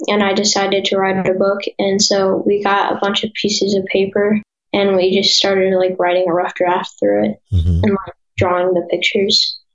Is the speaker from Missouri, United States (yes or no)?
yes; Missouri, United States; I am from Missouri